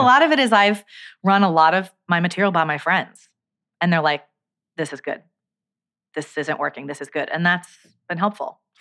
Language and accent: English; New Jersey, United States; also born or lived in Brooklyn, New York; I grew up in New Jersey. I was born in Brooklyn